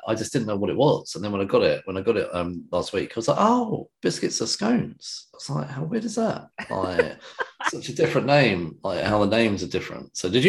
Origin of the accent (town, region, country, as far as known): England, United Kingdom